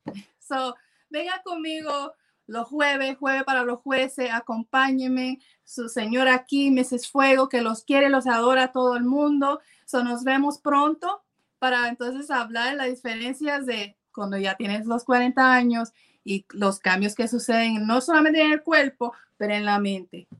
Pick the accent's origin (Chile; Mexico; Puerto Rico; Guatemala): Puerto Rico; yo soy puertorriqueña